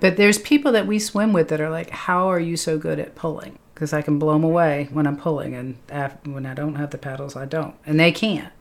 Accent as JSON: {"language": "English", "town": "Lexington", "region": "Massachusetts", "country": "United States", "moved": "yes", "said": "I'm from Lexington, Massachusetts."}